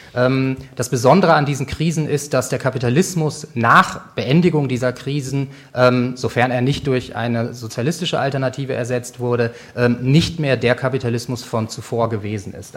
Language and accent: German; Germany; Als Deutsche